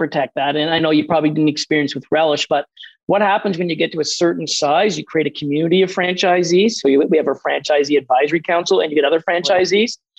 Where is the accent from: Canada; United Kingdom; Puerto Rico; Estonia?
Canada; Atlantic Canada; as Atlantic Canadians